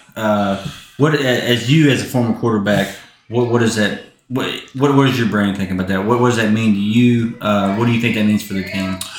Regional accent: Southeast Oklahoma, United States; also born or lived in Geary, Oklahoma; I'm from Southeast Oklahoma

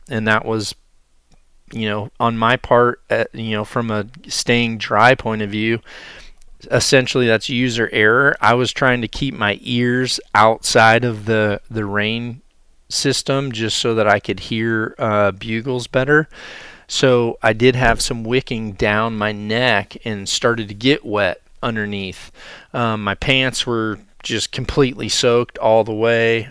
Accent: Iowa, United States; my home state of Iowa

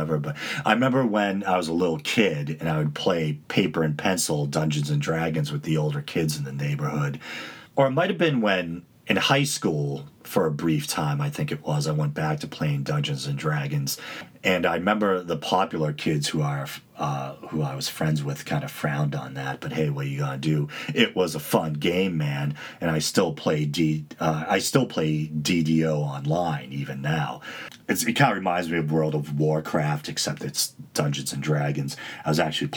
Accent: United States; I largely identify as Italian American and then Irish American

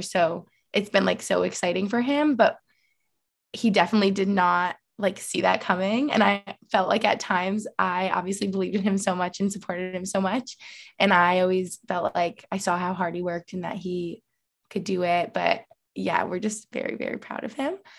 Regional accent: Albany, New York, United States; moved away as an adult; now in Allentown, United States; I'm from Albany, New York

